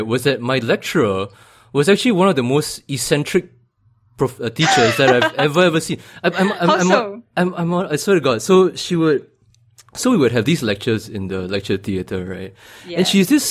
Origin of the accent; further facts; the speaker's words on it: Singapore; I grew up and studied in Singapore all the way through to JC